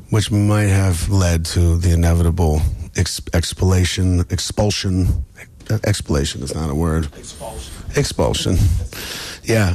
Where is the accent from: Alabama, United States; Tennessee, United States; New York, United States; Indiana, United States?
New York, United States; New York City; Fulton Mall is right near where I grew up in Brooklyn